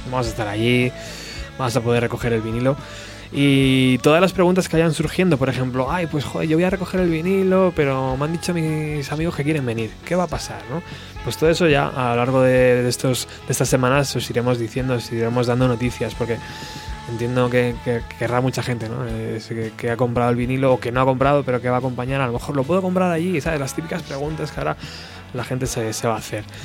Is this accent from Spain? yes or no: yes; Spain; Ahora como buenos españoles, ¿qué toca?